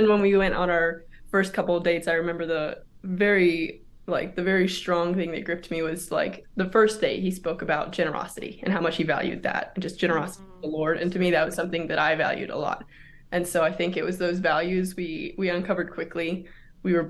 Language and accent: English; close to Houston, Texas, United States; moved away; I grew up in Texas, close to Houston